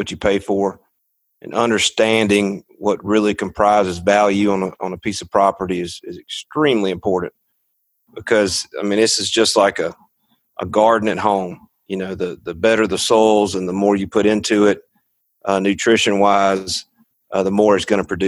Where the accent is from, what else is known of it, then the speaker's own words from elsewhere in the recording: Clarke County, Alabama, United States; I'm from Clark County